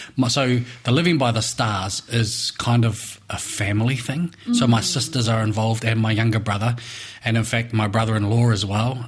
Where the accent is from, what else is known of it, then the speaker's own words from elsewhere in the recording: Levin, Manawatū-Whanganui, New Zealand; also born or lived in Feilding; So I was born and raised in Levin, in the Horo Whenua